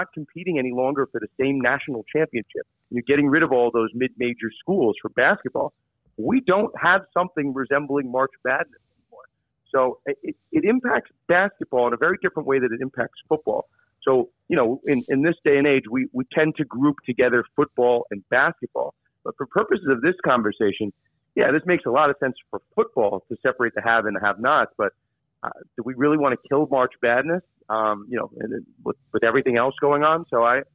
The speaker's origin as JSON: {"language": "English", "region": "New York", "country": "United States", "said": "I'm from New York"}